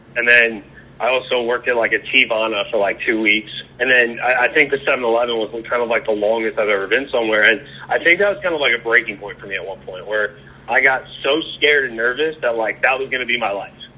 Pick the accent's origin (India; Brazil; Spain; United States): United States; Long Island, New York; moved away as an adult; also born or lived in Raleigh, North Carolina; now in Charleston, United States; I grew up in Long Island, Long Island, New York